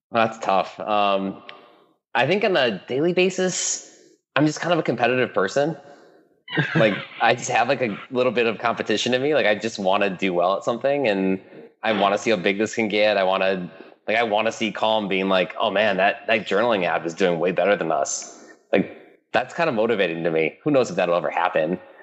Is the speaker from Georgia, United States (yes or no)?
no; Michigan, United States; moved away as an adult; also born or lived in East Coast / Stanford, California; I grew up in Michigan, middle middle nowhere, Midwest United States